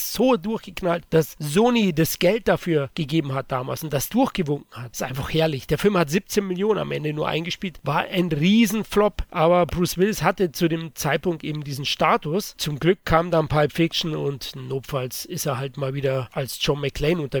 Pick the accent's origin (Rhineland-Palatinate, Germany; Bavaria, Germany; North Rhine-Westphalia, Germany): Bavaria, Germany; Als Bayer bin ich natürlich öfters in der Natur, wahrscheinlich wie ihr, oft in den Bergen.